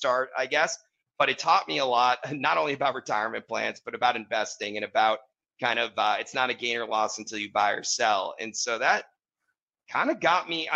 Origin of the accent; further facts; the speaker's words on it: Wellesley, Massachusetts, United States; I grew up in Wellesley, Massachusetts.